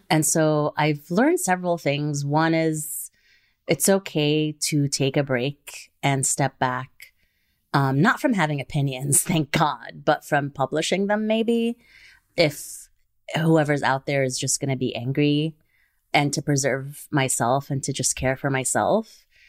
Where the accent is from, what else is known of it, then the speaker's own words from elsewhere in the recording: Kuwait; I grew up in Kuwait